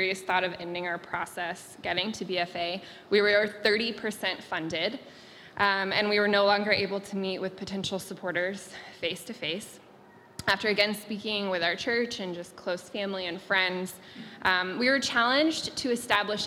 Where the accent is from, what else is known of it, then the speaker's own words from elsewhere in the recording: Atlanta, Georgia, United States; moved away as an adult; we're from Atlanta, Georgia